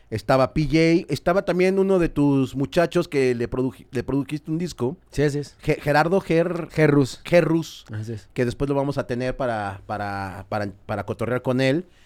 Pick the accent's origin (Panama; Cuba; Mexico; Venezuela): Mexico; sí, soy de Sotelo.